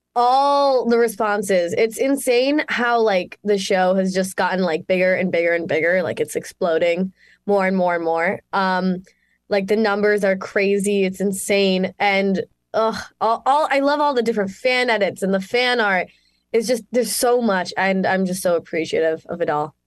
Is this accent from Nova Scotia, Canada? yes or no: no; Mississauga, Ontario, Canada; moved away; I'm Canadian, from good old Miss Saga, Ontario, Canada, born and raised